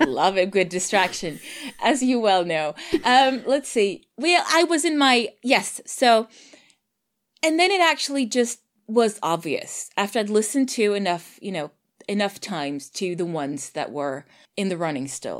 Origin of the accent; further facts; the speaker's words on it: Sweden; I'm Swedish